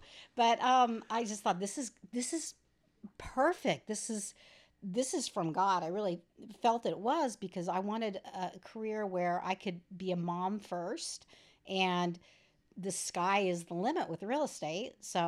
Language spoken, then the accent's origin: English; San Diego, California, United States; moved away as an adult; I moved from San Diego. I'm one of the Californians in 2004